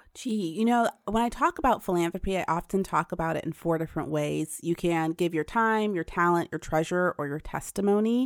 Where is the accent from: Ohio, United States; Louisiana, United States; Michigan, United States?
Ohio, United States; Pickerington; also born or lived in Bronx, New York; shortly after we moved to Pickerington, Ohio, when there was literally nothing there but cornfields